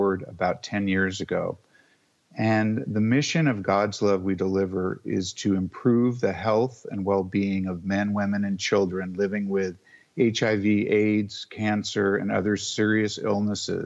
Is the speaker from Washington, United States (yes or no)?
yes; Seattle, Washington, United States; moved away; also born or lived in Sag Harbor, New York; growing up in the Northwest, which is where I'm from, in Seattle.